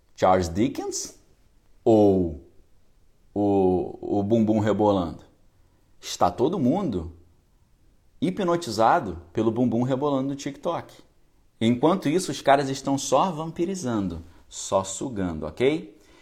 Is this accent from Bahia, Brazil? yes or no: no; Niterói, Rio de Janeiro, Brazil; Eu fui criado em Niterói